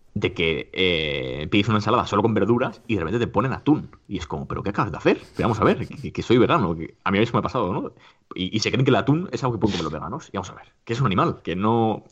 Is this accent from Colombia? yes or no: no; Alicante, Valencian Community, Spain; now in Madrid, Spain; actualmente em, resido en Madrid, pero yo soy de Alicante